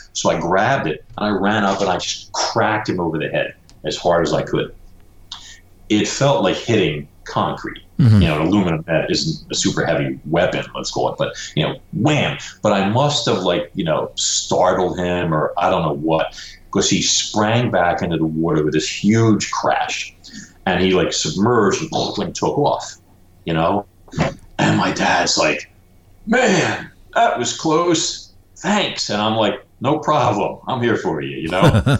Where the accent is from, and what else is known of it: Brooklyn, New York, United States